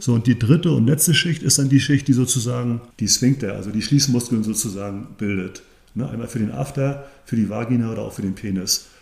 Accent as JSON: {"language": "German", "town": "Grevesmühlen", "region": "Mecklenburg-Vorpommern", "country": "Germany", "tie": "born or raised there", "said": "hierher in meinen Heimatort, hier in Grebesmühlen"}